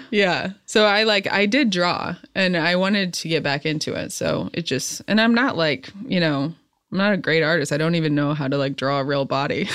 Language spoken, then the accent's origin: English; central Illinois, United States; now in Los Angeles, United States; growing up in the Midwest, I was, like, grew up in more, like, the country, central Illinois.